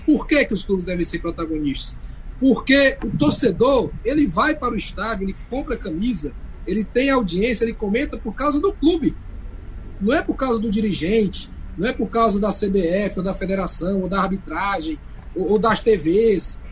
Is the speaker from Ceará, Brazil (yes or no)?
yes; Fortaleza, Ceará, Brazil; sou cearense, né, nasci em Fortaleza